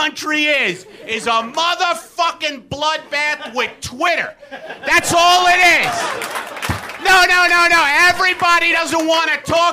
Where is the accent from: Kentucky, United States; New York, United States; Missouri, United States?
New York, United States; New York City; moved away; I was raised in Brooklyn